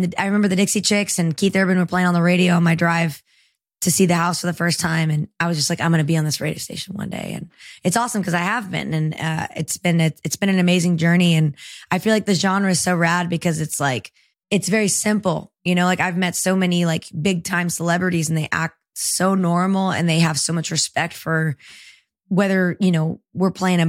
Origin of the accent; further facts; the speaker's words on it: El Salvador; born there; Well, my love for the ocean actually came from where I was born in El Salvador